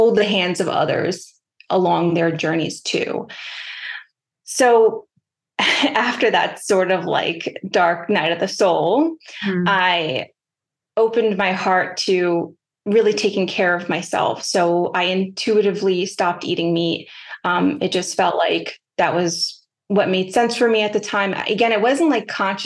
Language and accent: English; New York City, New York, United States; growing up in New York City